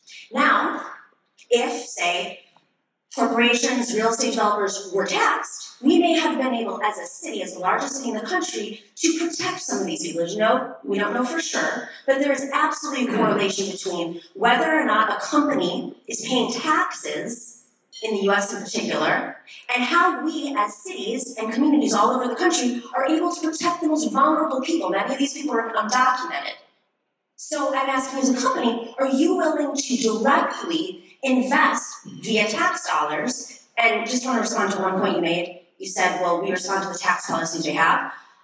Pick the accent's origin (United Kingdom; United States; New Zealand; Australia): United States; New York City, New York; I am from Astoria, New York, which is Queens, which is part of Long Island City.